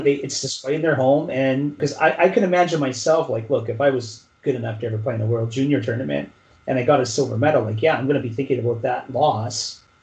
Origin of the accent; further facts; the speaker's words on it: Canada; as Canadian